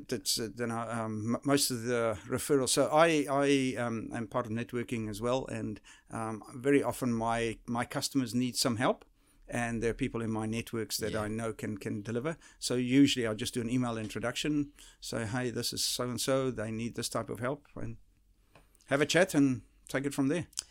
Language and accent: English; South Africa; moved away; the type of uh, environment that I grew up in South Africa